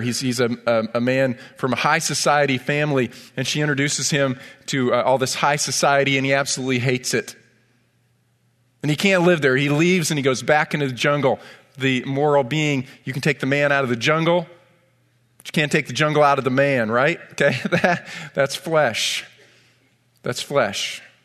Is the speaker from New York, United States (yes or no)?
yes; Ithaca, New York, United States; I grew up in Ithaca, New York